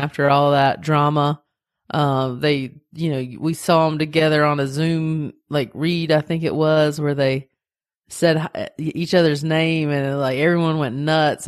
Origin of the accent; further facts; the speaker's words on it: the South, United States; I am Southern